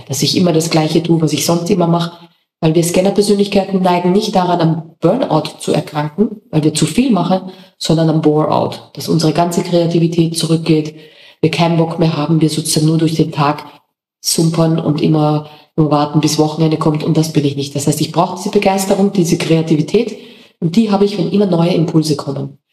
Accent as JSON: {"language": "German", "country": "Austria", "moved": "as an adult", "lives_now": "Mallorca, Spain", "said": "als Österreicher"}